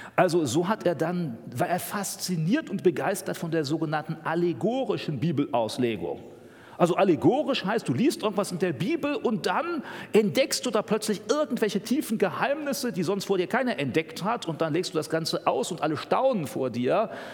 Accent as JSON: {"language": "German", "country": "Germany", "said": "für uns als Deutsche"}